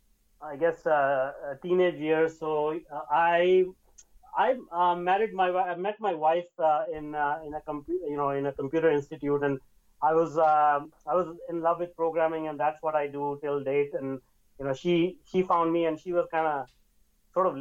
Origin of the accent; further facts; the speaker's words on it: India; now in Vancouver, Canada; I was born and brought up in India